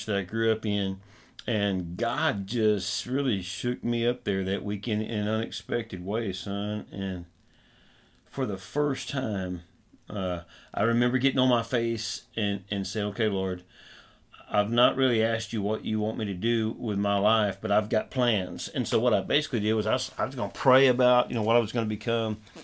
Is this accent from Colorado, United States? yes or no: no; Southwest Arkansas, United States; now in Northeast Texas, United States; I grew up in Southwest Arkansas. Now my wife and I serve in Northeast Texas